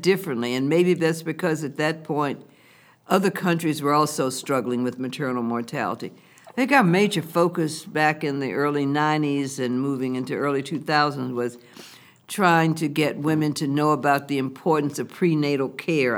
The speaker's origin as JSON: {"language": "English", "town": "Lynchburg", "region": "Virginia", "country": "United States", "tie": "born or raised there", "also_born_or_lived": "Washington, D.C.", "moved": "as an adult", "said": "my hometown and home state"}